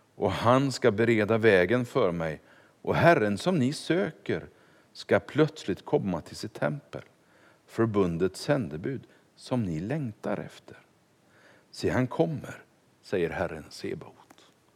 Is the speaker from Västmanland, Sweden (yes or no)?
no; Kungälv, Västra Götaland, Sweden; moved away as an adult; also born or lived in Stockholm / Finspång / Tranås / Ekerö; now in Vallentuna, Sweden; Det blev hem till Kungälv, där jag är uppfödd